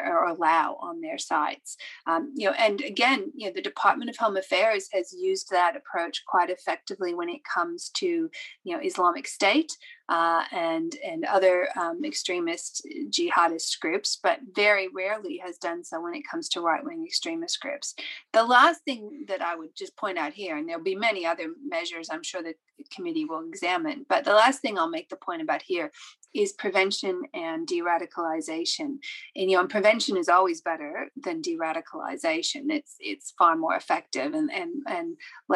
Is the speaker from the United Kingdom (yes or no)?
no; Australia; we as Australia